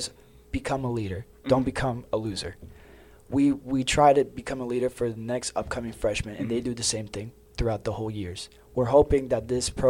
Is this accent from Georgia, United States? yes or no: yes; Georgia, United States; I'm from Georgia, mm-hmm. born and raised here